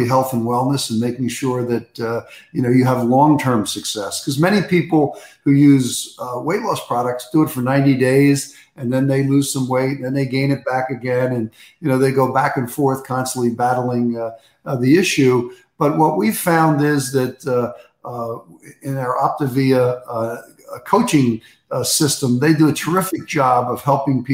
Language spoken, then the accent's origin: English; Upper Darby, Pennsylvania, United States; I grew up in Upper Darby, Pennsylvania